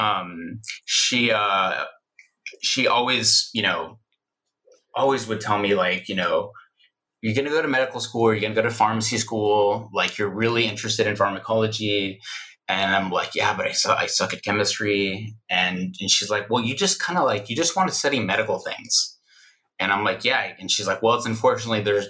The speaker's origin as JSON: {"language": "English", "town": "Houston", "region": "Texas", "country": "United States", "tie": "born or raised there", "also_born_or_lived": "Mexico City, Mexico / Palm Desert, California", "moved": "as an adult", "said": "I was born in Mexico City, and my family immigrated to the United States when I was about a year old, and I grew up in Houston, Texas."}